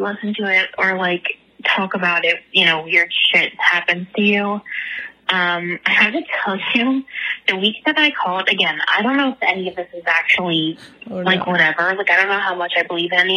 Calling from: Philadelphia, Pennsylvania, United States; I'm calling from Philadelphia.

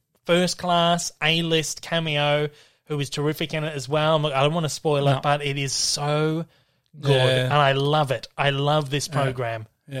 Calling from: Melbourne, Victoria, Australia; I'm calling in from Melbourne this morning

